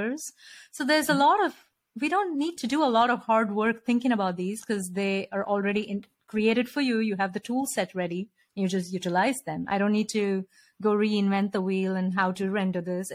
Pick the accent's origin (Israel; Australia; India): India; moved away as an adult; now in United States; I grew up in India and I'd never visited another country until I came here.